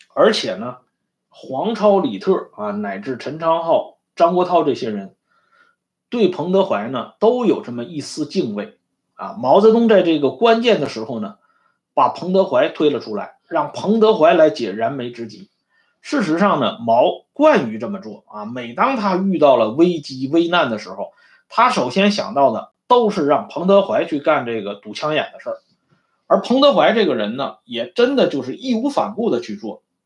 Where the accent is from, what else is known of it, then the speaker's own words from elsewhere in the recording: China; 我们中国人